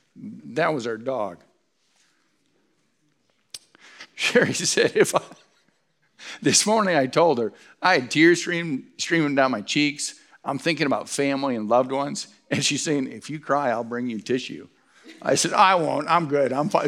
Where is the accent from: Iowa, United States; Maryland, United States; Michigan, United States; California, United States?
Michigan, United States; Stockbridge; moved away; also born or lived in Detroit, Michigan; I was born in Detroit, but Stockbridge is home